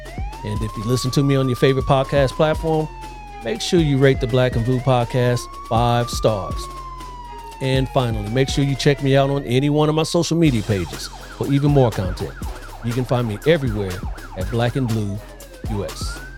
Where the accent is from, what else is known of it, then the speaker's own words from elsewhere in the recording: Columbus, Ohio, United States; moved away; also born or lived in Michigan; I'm originally from Columbus, Ohio.